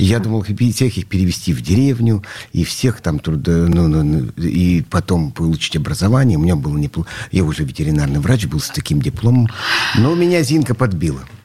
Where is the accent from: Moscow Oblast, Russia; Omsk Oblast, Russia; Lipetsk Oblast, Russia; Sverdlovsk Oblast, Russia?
Sverdlovsk Oblast, Russia; Nizhny Tagil; moved away as an adult; now in Saint Petersburg, Russia; я родился в Нижнем Тагиле, у нас была э, это на окраине этого города